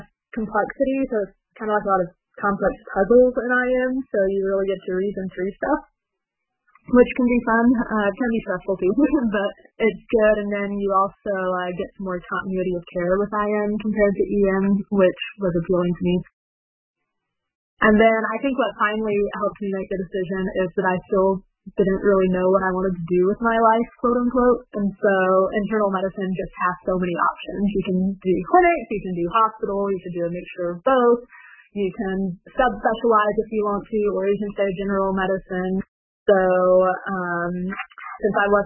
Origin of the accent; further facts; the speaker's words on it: Four Corners area, New Mexico, United States; moved away as an adult; also born or lived in West Virginia / Ashland, Kentucky / Dayton, Ohio; now in Ohio, United States; I'm actually originally from New Mexico. I was born on the Navajo Nation and grew up in the Four Corners area, which is where Colorado, Arizona, Utah all meet